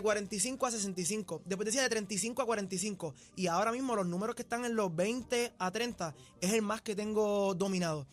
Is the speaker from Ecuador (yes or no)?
no; Puerto Rico; yo soy puertorriqueño, nacido y criado en Puerto Rico